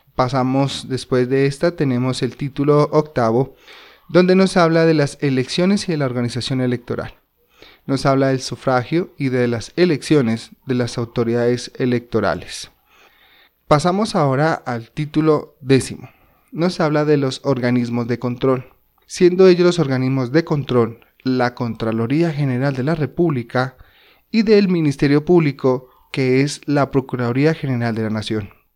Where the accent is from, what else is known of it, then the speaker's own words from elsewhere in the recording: Colombia; nuestro territorio colombiano